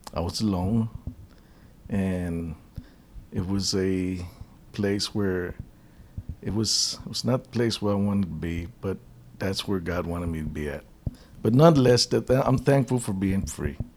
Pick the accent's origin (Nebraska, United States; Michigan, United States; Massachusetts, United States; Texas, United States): Texas, United States; Austin; I'm originally from Austin, Texas